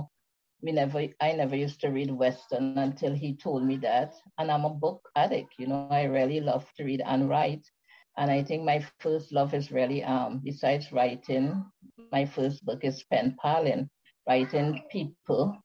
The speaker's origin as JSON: {"language": "English", "country": "Trinidad & Tobago", "tie": "born or raised there", "said": "I'm from the beautiful Caribbean island of Trinidad and Tobago, where I live now."}